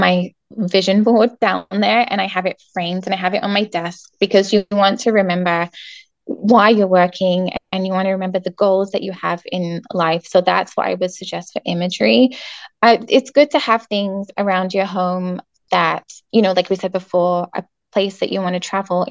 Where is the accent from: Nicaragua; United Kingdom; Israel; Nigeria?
United Kingdom; England; moved away; I'm from England